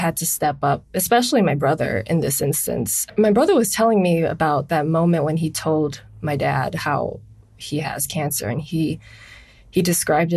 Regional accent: Honolulu, Hawaii, United States; I'm from Honolulu, Hawaii.

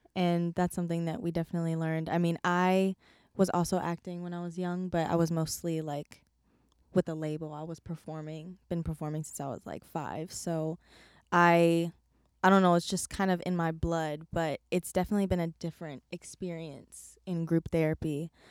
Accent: California, United States; I am from California, born and raised.

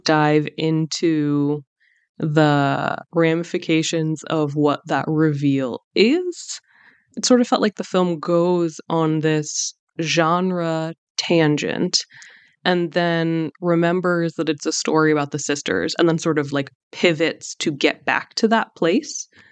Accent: United States; I'm Iranian American

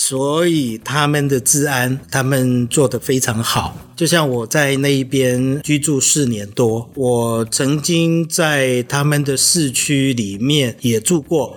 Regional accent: Taiwan; moved away as an adult; also born or lived in Almaty, Kazakhstan; 我们台湾人

